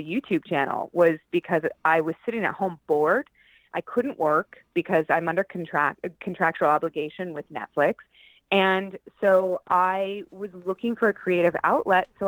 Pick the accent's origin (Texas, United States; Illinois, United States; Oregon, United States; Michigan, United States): Oregon, United States; St. Helens; also born or lived in Portland, Oregon; I'm originally from a small town in Oregon called St. Helens. And then my parents moved to Portland when I was about 13